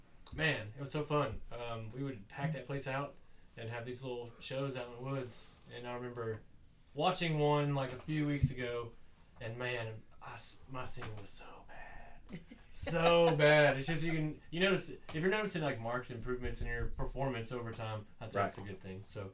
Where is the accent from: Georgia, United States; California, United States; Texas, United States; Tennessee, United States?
Georgia, United States; Sand Mountain, rural North; also born or lived in Bryant; I came from Sand Mountain.